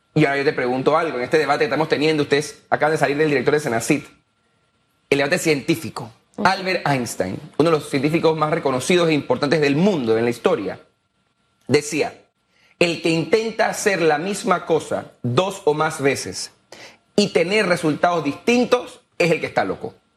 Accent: Panama; soy panameño

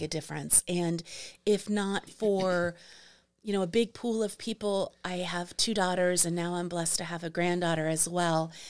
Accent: New York City, New York, United States; moved away; also born or lived in Arizona; I am from Manhattan

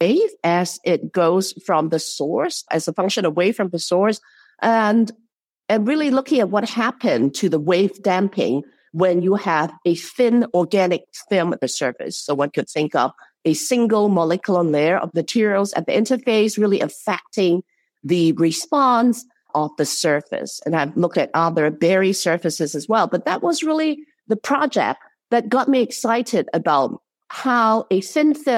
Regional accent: Hong Kong; moved away as an adult; now in Chicago, United States; I grew up in Hong Kong, and it's under the British systems

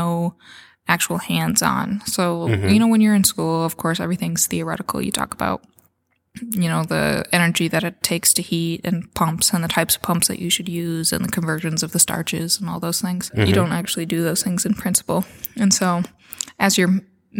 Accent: Edgewood, Iowa, United States; now in Guttenberg, United States; I'm originally from Edgewood, which is just some tiny little town in northeast Iowa.

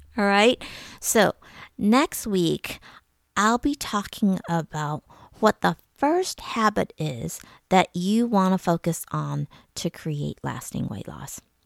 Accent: suburbs of Detroit, Michigan, United States; I grew up in Michigan. My family, we lived in various suburbs of Detroit

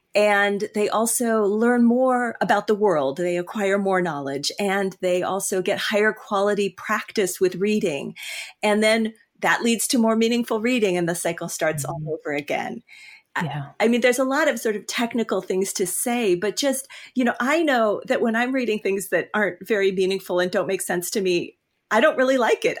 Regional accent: California, United States; now in Michigan, United States; I'm actually from California.

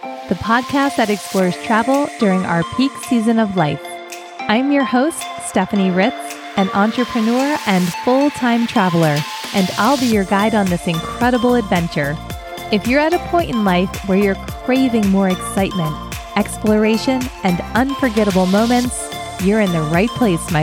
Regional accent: Philadelphia, Pennsylvania, United States; moved away; also born or lived in Florida; I grew up in Philly and spent my summers vacationing at the Jersey Shore

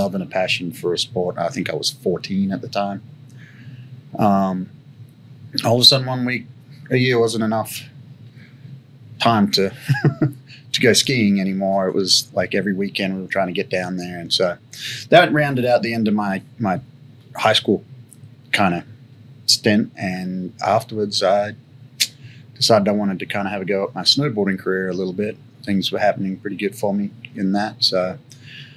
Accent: Sydney, New South Wales, Australia; moved away as an adult; now in United States; I grew up in Australia, a suburb outside of Sydney. Grew up, did schooling there

